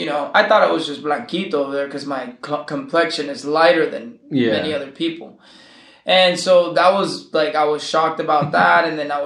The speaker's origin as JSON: {"language": "English", "region": "California", "country": "United States", "tie": "born there", "also_born_or_lived": "Nicaragua", "said": "So my family's from Nicaragua, and I was born in California, and I have both cultures. I was, lived in Nicaragua and lived here"}